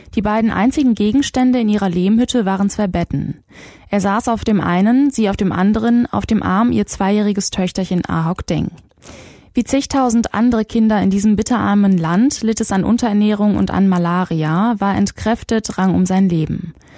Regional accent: Germany; Hier bei uns in Deutschland

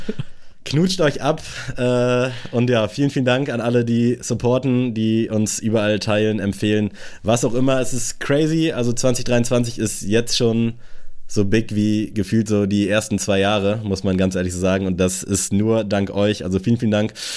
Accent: Germany; als Deutscher

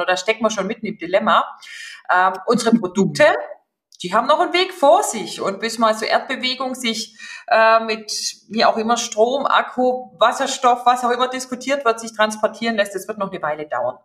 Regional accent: Upper Swabia, Baden-Württemberg, Germany; moved away as an adult; also born or lived in Stuttgart / Shanghai / Frankfurt; gebürtige Oberschwäbin. Von daher werden Sie das auch gleich raushören

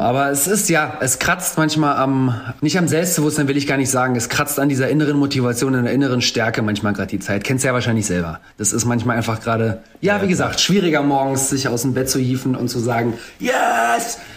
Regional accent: Germany; ich bin zwar in Deutschland als jemand mit Migrationshintergrund aufgewachsen, aber hatte nie einen Akzent

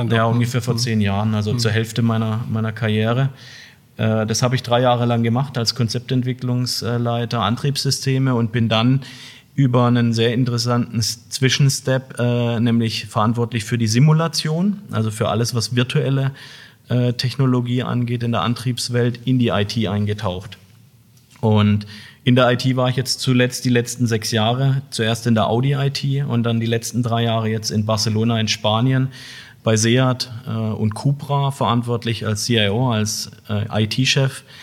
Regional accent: Heilbronn, Baden-Württemberg, Germany; Ich bin hier in der Region groß geworden, ja, bin in Heilbronn geboren. Von daher freut es mich auch wirklich, heute hier zu sein, in meiner Geburtsstadt sozusagen

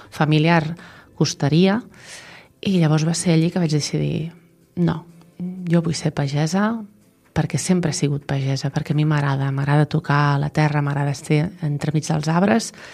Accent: Vilallonga del Camp, Catalonia, Spain; tinc 45 anys, de Vilallonga del Camp i sóc pagesa de l'Avellana.

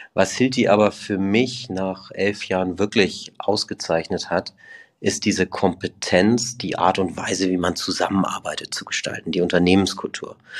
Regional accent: Hamburg, Germany; moved away as an adult; also born or lived in Toulouse / Broughton / Switzerland / Liechtenstein; ich komme ursprünglich aus Hamburg, bin da echt schön aufgewachsen

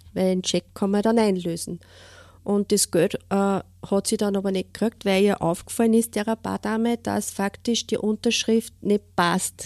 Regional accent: Steyr, Upper Austria, Austria; ich wohne äh, in Steyr in Münichholz

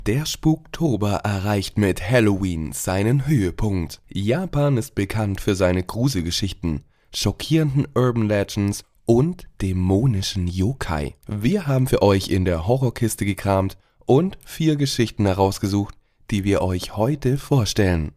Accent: Germany; hier bei uns in Deutschland

